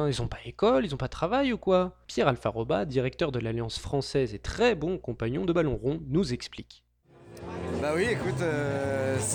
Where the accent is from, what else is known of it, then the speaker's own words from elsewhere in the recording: Brazil; je suis brésilien